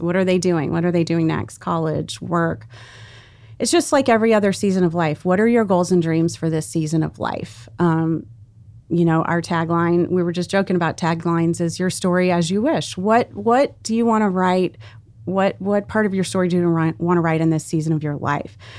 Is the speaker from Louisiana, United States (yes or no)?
yes; South Louisiana, United States; I grew up in South Louisiana